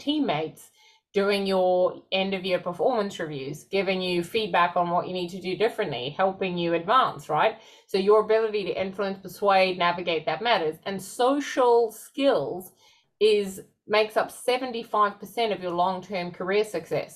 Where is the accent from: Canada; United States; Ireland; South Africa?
South Africa; moved away; I grew up in South Africa.